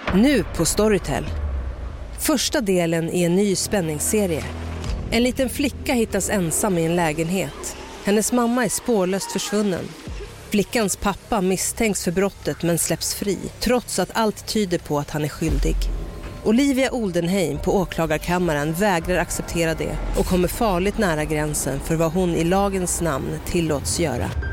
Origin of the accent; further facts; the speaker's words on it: Borås, Västra Götaland, Sweden; hade jag min första mässa i Borås eftersom jag är från Borås